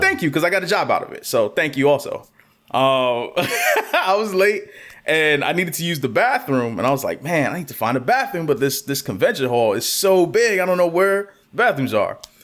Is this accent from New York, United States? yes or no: yes; New York City, New York, United States; I'm born and raised in New York City